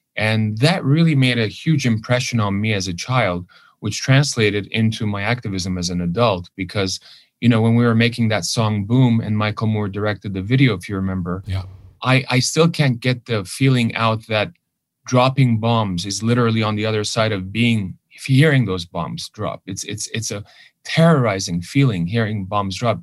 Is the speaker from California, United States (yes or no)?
yes; Los Angeles, California, United States; first language Armenian; English is a second language; also born or lived in Lebanon; went to a private Armenian school here in Hollywood